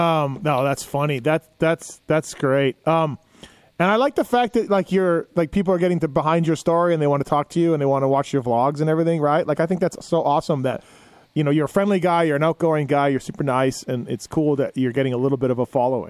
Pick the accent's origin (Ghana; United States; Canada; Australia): Canada; me being Canadian